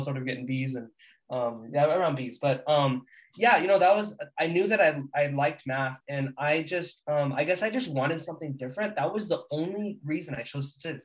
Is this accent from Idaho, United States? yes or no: no; California, United States; I'm from California